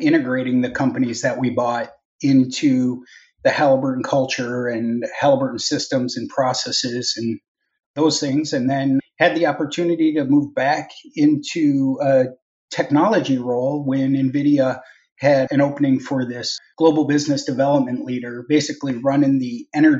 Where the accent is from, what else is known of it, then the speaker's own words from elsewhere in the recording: Minnesota, United States; So I'm originally from Minnesota. I grew up in Minnesota